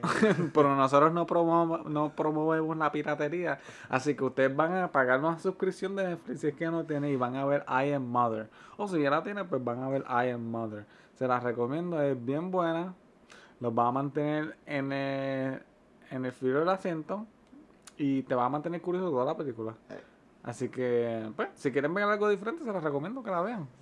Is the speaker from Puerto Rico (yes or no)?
yes; Puerto Rico; nosotros somos de Puerto Rico